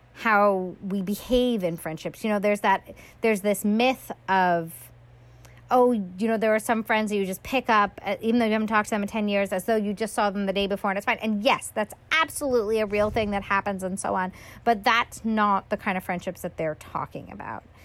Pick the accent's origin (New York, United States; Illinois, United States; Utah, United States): New York, United States; moved away; I'm from New York a lot of my very close friends still live in New York